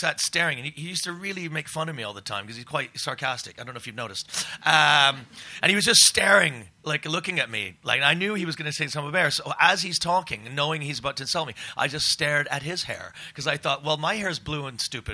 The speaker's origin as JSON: {"language": "English", "country": "Canada", "tie": "born or raised there", "also_born_or_lived": "Scotland", "said": "I was born in Scotland, actually, but I grew up in Canada. I'm an immigrant"}